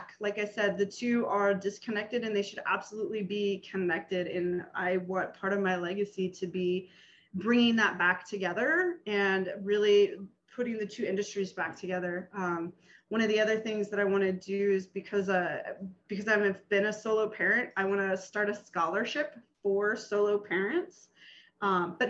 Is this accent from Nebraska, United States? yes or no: yes; Nebraska, United States; moved away; growing up in Nebraska